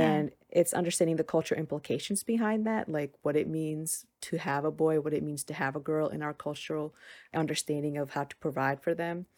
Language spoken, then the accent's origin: English; United States; as an American born citizen